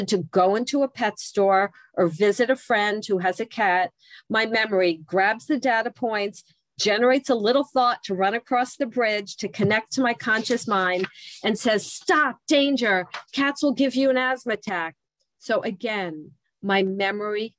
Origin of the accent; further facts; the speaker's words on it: New Jersey, United States; I'm from New Jersey